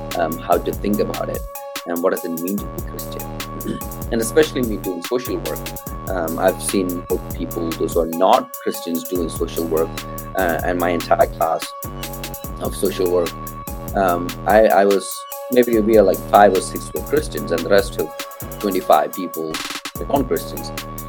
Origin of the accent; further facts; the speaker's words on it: Kerala, India; also born or lived in Tamil Nadu; I'm originally from India, specifically the South Indian state called Kerala, which is down the tip.